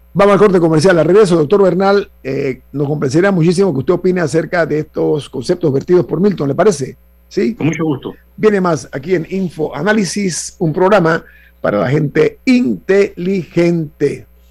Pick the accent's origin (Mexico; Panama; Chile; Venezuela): Panama; como panameño